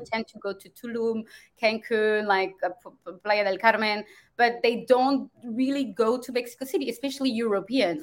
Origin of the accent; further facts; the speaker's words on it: France; moved away as an adult; also born or lived in Germany / Dubai / Rome, Italy; I'm from France, but it's been a long time since I, I since I live in France